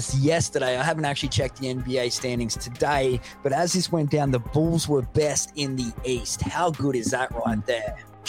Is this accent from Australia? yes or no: yes; Australia; It'd be pretty wrong to jump on the New Zealand Breakers being an Australian, but you might do, John.